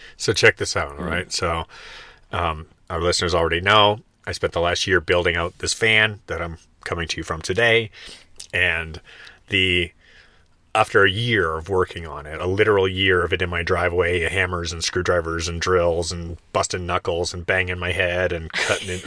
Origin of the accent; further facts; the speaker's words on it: Canada; now in Florida, United States; growing up in Canada where seasons are very present in your experience